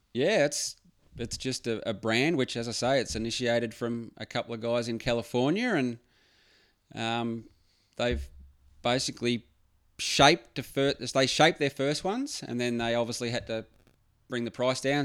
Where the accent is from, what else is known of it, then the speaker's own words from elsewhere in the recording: Phillip Island, Victoria, Australia; moved away as an adult; now in Queensland, Australia; I grew up in Phillip Island